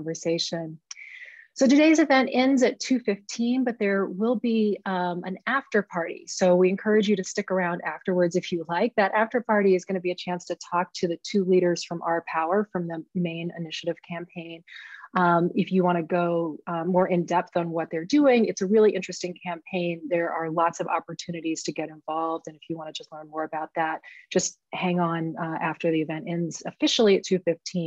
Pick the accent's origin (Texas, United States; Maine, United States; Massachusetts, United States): Maine, United States; my home state of Maine